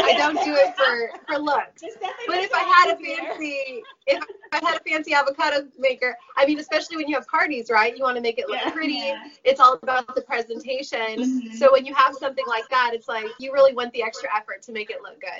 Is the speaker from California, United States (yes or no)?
yes; Orange County, California, United States; now in Nashville, United States; Yes, I'm from Orange County.